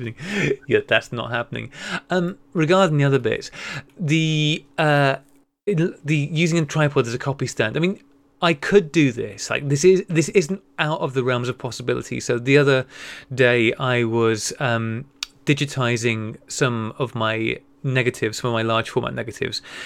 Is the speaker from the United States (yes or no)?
no; North Wales, United Kingdom; as somebody who grew up in North Wales